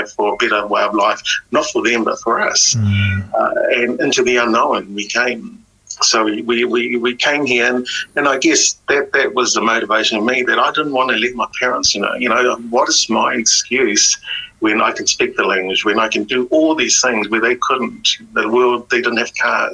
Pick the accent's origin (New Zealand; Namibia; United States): New Zealand; English is a second language; we're Kiwi, we're Pacific Kiwis, we're Kiwis